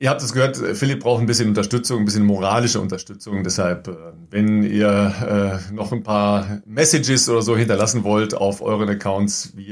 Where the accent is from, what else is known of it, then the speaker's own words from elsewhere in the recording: North Rhine-Westphalia, Germany; Ich komme ja eigentlich aus dem Kreis Recklinghausen